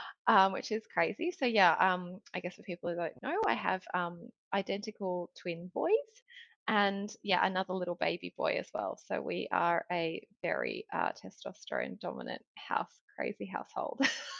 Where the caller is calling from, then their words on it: Sydney, New South Wales, Australia; So life update, I am tuning in from Sydney and it's 8 o'clock here.